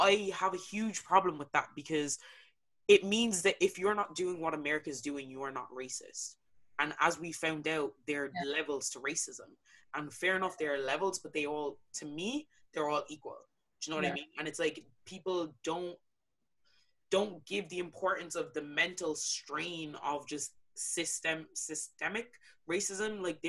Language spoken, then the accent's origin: English; Ireland; moved away; To me, I was Irish, but I'm not heritage wise, I'm not Irish. Culture wise, I am.